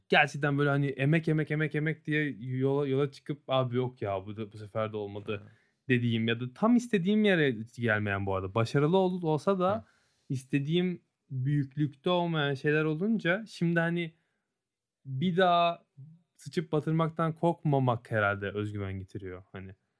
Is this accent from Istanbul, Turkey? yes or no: yes; Istanbul, Turkey; uzun zamandır burada çocukluğumuzu geçirdik